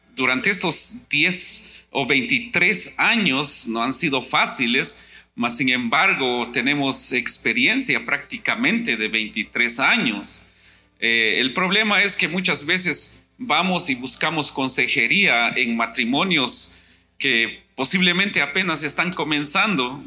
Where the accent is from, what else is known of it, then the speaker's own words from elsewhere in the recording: Guatemala; moved away; yo soy de Guatemala